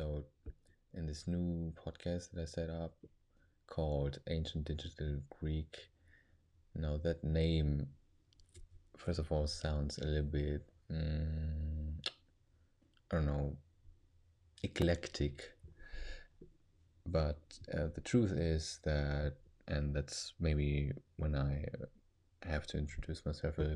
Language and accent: English; Germany; English is a second language; I'm actually a second or third generation kid that was born actually in Germany